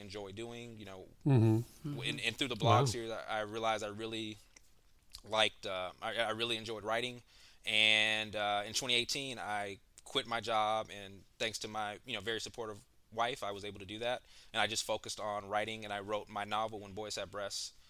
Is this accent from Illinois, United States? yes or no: no; Memphis, Tennessee, United States; moved away as an adult; also born or lived in Philadelphia / Nashville; now in Atlanta, United States; I'm originally from Memphis, Tennessee